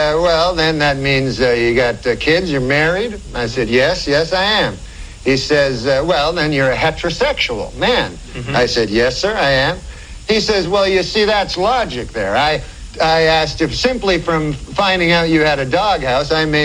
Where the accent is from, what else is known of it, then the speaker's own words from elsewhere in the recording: Monkland, Ontario, Canada; moved away; I'm from a little town. It's called Monkland